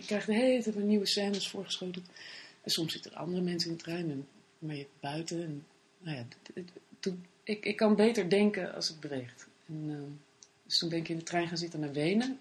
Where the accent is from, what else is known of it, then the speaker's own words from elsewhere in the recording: Bennekom, Gelderland, Netherlands; moved away as an adult; also born or lived in Paris, France / Amsterdam, Netherlands; En daarvoor woonde ik in eh, Benkom. Zat ik op het Christelijk Streeklyceum in Ede